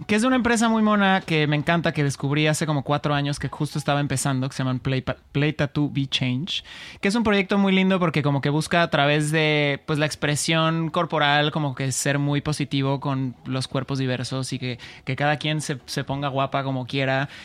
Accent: Mexico; moved away; Yo que soy de México

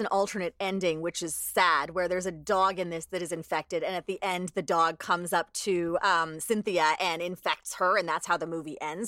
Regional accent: Alberta, Canada; my growing up in Alberta

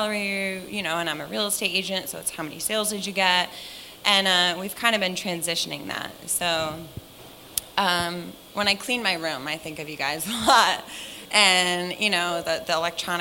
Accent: Connecticut, United States; I'm from Connecticut

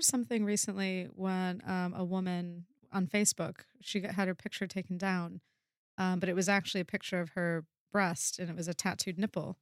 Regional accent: United States; I am American

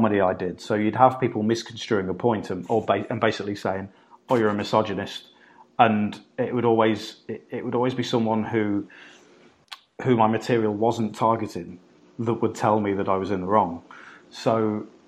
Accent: United Kingdom; I grew up growing up in Britain, where we have a massive drink problem

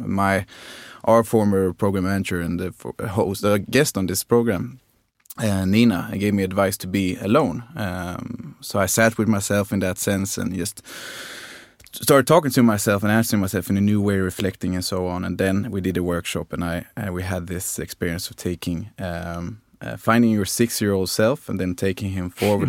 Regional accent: Skåne, Sweden; I'm from Skåne

